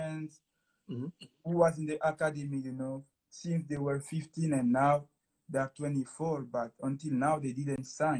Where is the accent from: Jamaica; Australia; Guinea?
Guinea; first language French; English is a second language; now in Moncton, Canada; I'm living now in Moncton, Canada. And I come from Guinea-Conakry in West Africa.